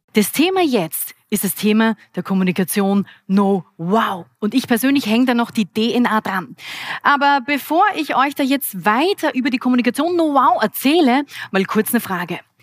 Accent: Graz, Styria, Austria; Ich bin eine Grazerin und hier in Graz geboren

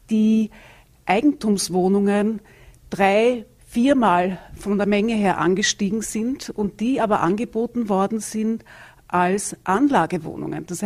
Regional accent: Vienna, Austria; Also ich komme aus Wien. Da gibt es viele Gemeindewohnungen.

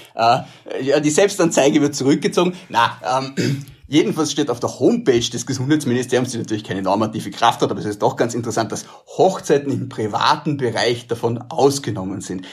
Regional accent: Vorarlberg, Austria; Ich stelle das als Vorarlberger

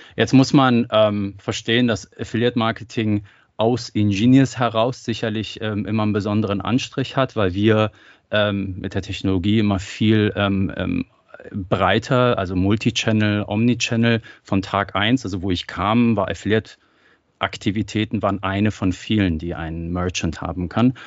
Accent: Germany; also born or lived in Iran; Ich bin gebürtiger Iraner, bin aber in Deutschland aufgewachsen

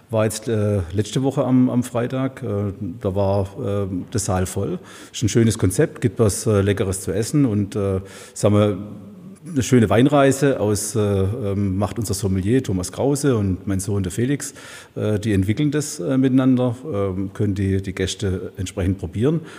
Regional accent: Baden-Württemberg, Germany; now in Heilbronn, Germany; Stück weit ein Gelbfüßler, mhm.

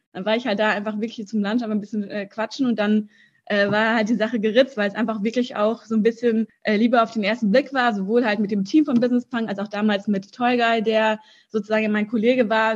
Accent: Germany; also born or lived in Russia; ich bin in Russland geboren und meine Eltern sind, als ich sieben Jahr, sieben war, oder sechs, sieben genau, nach Deutschland gekommen.

